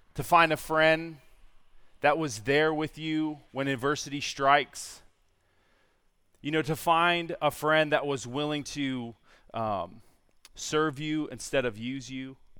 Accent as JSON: {"language": "English", "town": "San Diego", "region": "California", "country": "United States", "tie": "born or raised there", "also_born_or_lived": "Virginia", "moved": "as an adult", "said": "born and raised in San Diego"}